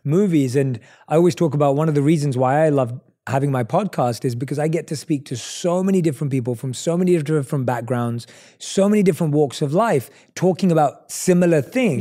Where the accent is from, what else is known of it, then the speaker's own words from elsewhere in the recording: London, United Kingdom; we're both from London